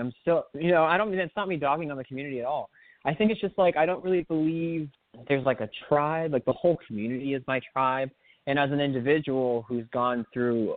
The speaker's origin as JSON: {"language": "English", "town": "Miami", "region": "Florida", "country": "United States", "tie": "born or raised there", "said": "I grew up, originally I was born in Miami, Florida, which was a fun place to be."}